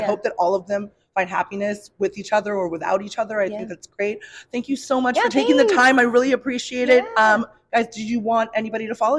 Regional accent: South Bay, Los Angeles, California, United States; I'm from the South Bay.

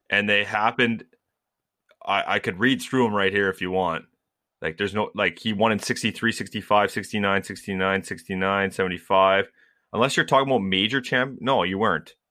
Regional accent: Canada; we're all Canadian

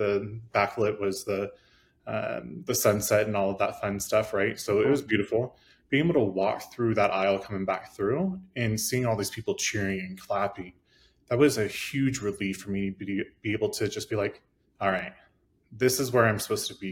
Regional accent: Midwest, United States; I grew up in the Midwest, I'm gay, and so obviously that is not normal around our area, small town America

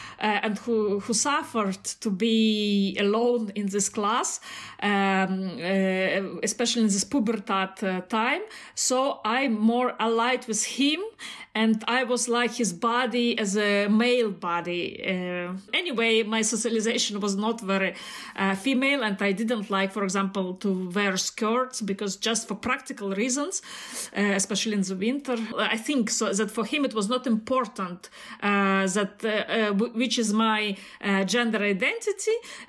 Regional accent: Belarus; now in Germany; As Mikhail said … from Belarus, and now I live in Germany

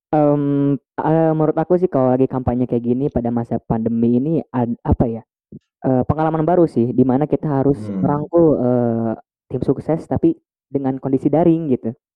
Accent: Bandung, West Java, Indonesia; aku orang asli Bandung

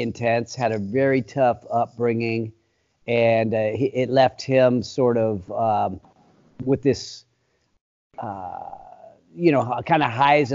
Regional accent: Sacramento, California, United States; I've lived in this town my entire life. It's actually a suburb of California, or excuse me, of Sacramento

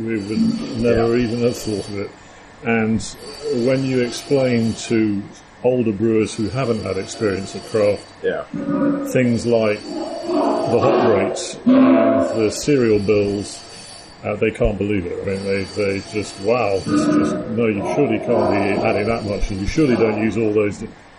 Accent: Scotland, United Kingdom; I'm originally a Scot.

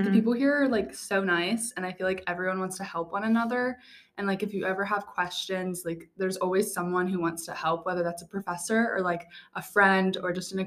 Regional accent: Gainesville, Virginia, United States; I'm from Gainesville, Virginia.

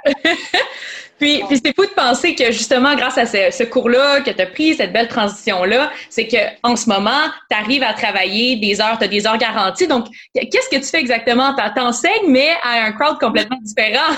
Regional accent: Quebec, Canada; en tant que Québécois

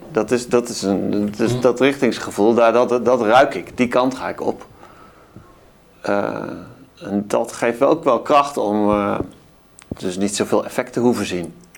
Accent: Best, North Brabant, Netherlands; Ik kom uit eh, Brabant, het eh, Best

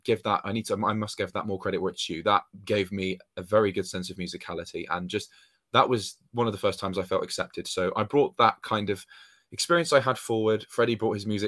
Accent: Dorset, South West England, United Kingdom; moved away; I'm originally from Dorset, like, which is down by the sea, like in between Hampshire and Devon as counties.

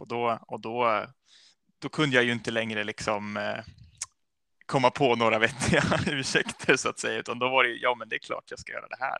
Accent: Vattholma, Uppsala County, Sweden; also born or lived in Falun, Dalarna; jag är uppvuxen i, i Norduppland

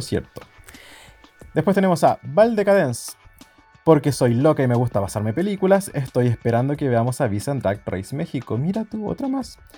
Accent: Chile; como chilenos millennials

